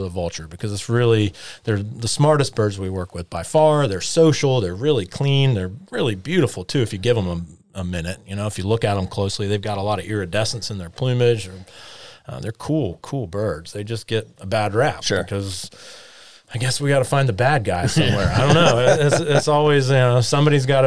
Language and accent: English; James Island, South Carolina, United States; I grew up on James Island and had a pair of Mississippi kites nesting in my backyard